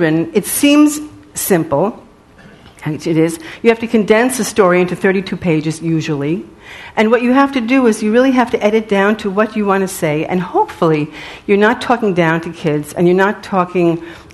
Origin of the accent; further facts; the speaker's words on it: New York City, New York, United States; because I was from Riverdale, so I had more money than he did.